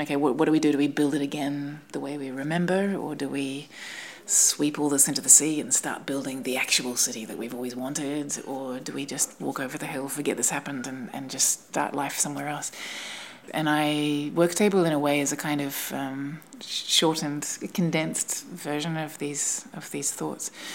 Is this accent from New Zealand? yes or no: yes; New Zealand; moved away; I'm from New Zealand